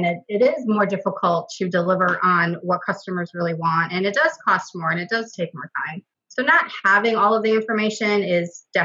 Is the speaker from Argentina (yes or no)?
no; Wisconsin, United States; also born or lived in Milwaukee, Wisconsin / Green Bay, Wisconsin / Fond du Lac, Wisconsin / Shiocton, Wisconsin; I've been born and raised in Wisconsin and lived in several different cities within the state